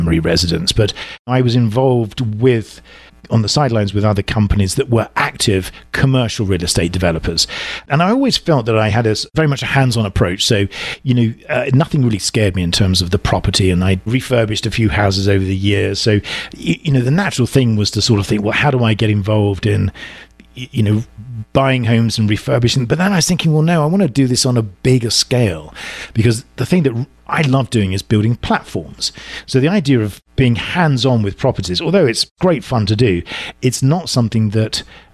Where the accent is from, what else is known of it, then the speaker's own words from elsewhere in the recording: England, United Kingdom; accent: deep southern; moved away as an adult; now in Southern California, United States; I'm originally from England, as you can tell from my sort of deep southern accent. I moved over here almost 8 years ago, and I landed in Southern California